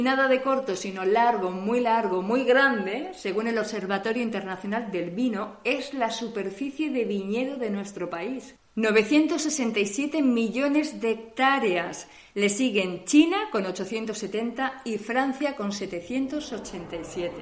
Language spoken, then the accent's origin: Spanish; Spain; moved away as an adult; now in Germany; Somos españolas, pero hace unos años que vivimos en Alemania.